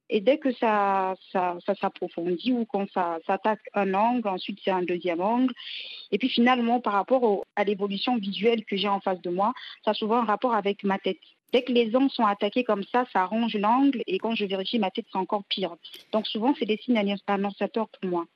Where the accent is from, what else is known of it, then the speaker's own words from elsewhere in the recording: Pointe-Noire, Republic of the Congo; d'Afrique, de chez moi au Congo